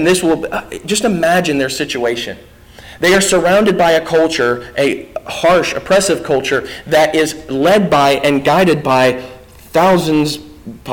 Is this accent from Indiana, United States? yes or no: yes; Indiana, United States; I'm from Indiana.